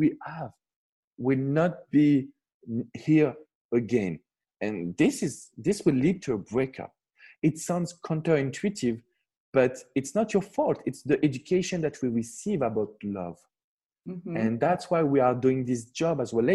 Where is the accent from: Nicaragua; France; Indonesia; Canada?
France; I'm coming from France